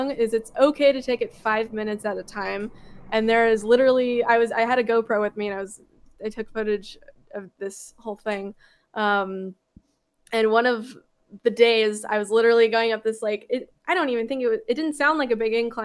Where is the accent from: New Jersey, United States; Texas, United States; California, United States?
California, United States; Southern; I grew up in Southern California.